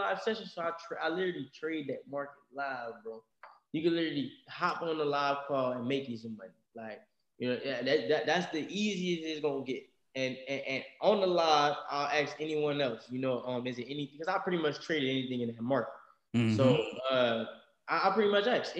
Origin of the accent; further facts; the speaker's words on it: Louisiana, United States; we're from Louisiana country